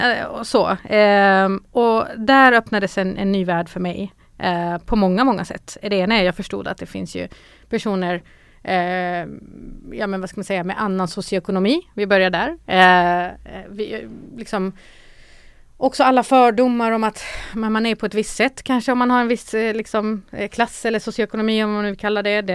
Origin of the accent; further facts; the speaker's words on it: Malmö, Skåne, Sweden; also born or lived in North Macedonia; jag är uppvuxen i Rosengård, har gått i Rosengårdsskolan